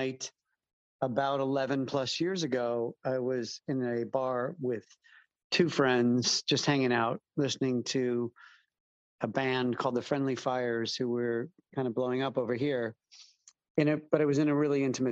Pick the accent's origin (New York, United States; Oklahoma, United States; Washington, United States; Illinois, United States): Illinois, United States; Chicago; moved away as an adult; also born or lived in East Coast, United States / West Coast, United States / Southern US; now in London, United Kingdom; I am from Chicago and bopped around the U.S., East Coast, West Coast, South, for a while